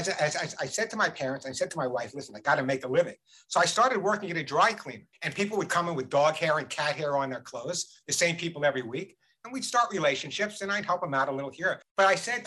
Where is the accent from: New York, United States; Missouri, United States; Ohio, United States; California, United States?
New York, United States; Long Island; I grew up on Long Island, in a typical Long Island Jewish household